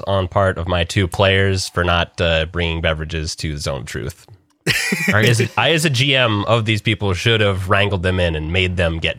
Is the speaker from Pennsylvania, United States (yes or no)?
no; Minnesota, United States; We're from Minnesota. We all went to college together up in Moorhead